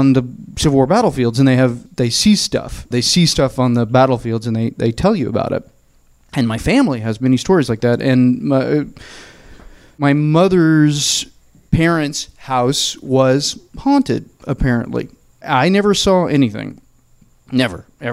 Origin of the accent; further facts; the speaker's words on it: Murfreesboro, Tennessee, United States; now in Los Angeles, United States; I am from the South. My family is very Southern, and we're from a small town called Murfreesboro, which is 30 miles south of Nashville.